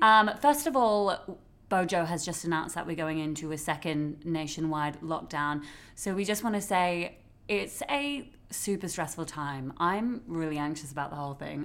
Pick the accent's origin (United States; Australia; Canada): Australia; now in London, United Kingdom; I'm originally from Australia